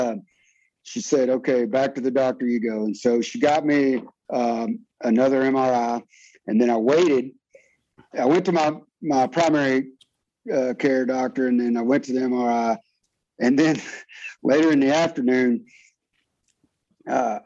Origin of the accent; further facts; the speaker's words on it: Fort Worth, Texas, United States; moved away; my hometown in Fort Worth, Texas